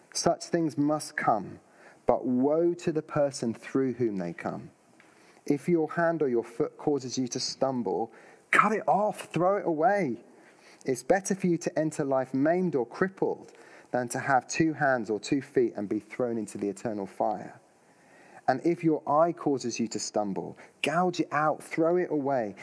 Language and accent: English; United Kingdom; if we're British.